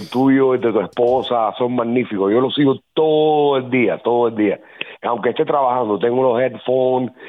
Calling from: Miami, Florida, United States; esto es eh, {S2} Miami Dade. Eh, yo, yo vivo en Cobalt Bay.

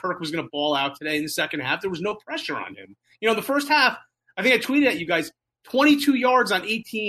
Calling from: New Jersey, United States; Call from New Jersey.

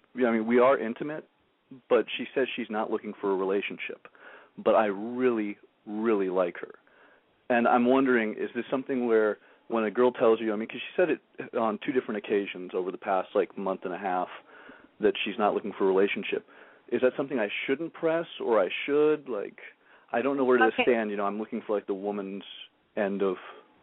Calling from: San Diego, California, United States; 26, San Diego

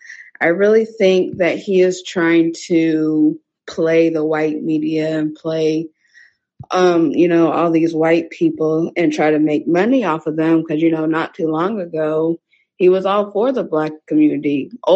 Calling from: Indianapolis, Indiana, United States; I'm calling from Indianapolis, so not too far from you.

